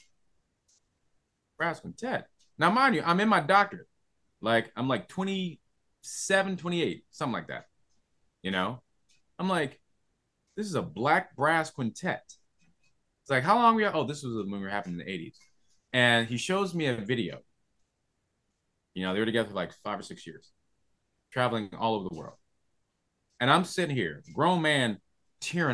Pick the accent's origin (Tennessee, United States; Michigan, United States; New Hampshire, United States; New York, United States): New York, United States; Rochester; moved away; I'm from Rochester, New York, originally